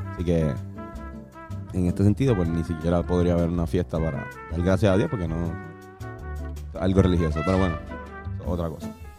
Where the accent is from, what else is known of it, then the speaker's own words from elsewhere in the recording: Puerto Rico; nosotros, como puertorriqueños